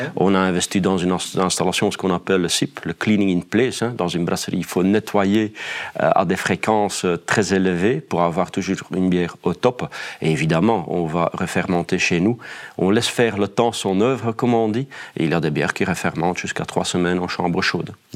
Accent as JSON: {"language": "French", "region": "Flanders", "country": "Belgium", "accent": "Flemish", "said": "je n'ai euh, pas de difficulté de travailler en tant que flamand en Wallonie"}